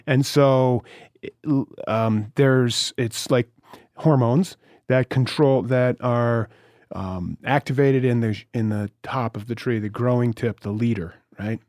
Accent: Vermont, United States; I'm from Vermont

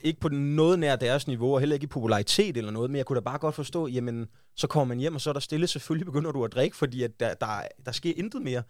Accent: West Jutland, Central Denmark Region, Denmark; now in Copenhagen, Denmark; jeg kommer fra Vestjylland

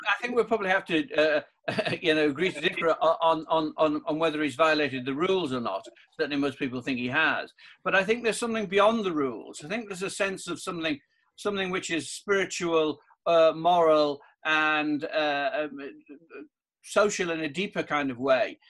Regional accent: the Northeast, North East England, United Kingdom; I'm from the Northeast

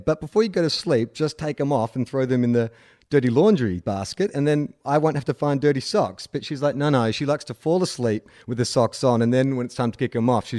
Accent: Scotland, United Kingdom; It might have something to do with growing up in Scotland.

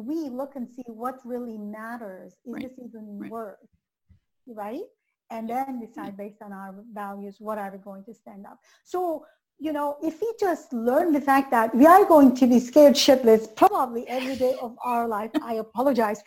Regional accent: North Dakota, United States; I'm from North Dakota

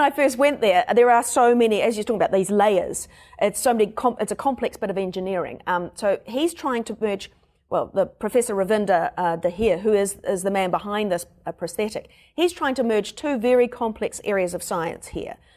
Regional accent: New Zealand; accent: Kiwi; my Kiwi accent

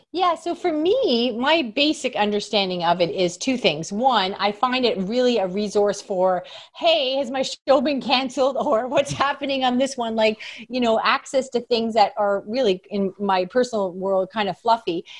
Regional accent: Canada; I'm from Canada

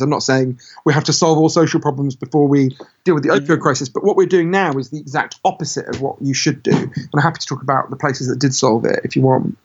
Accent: United Kingdom; my home country, Britain

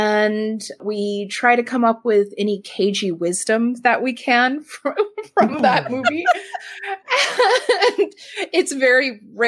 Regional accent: California, United States; Yeah, we're all from California.

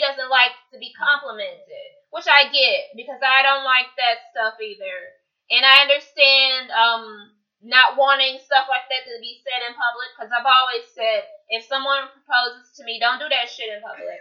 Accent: the South, United States; we grew up in the South as Southern women

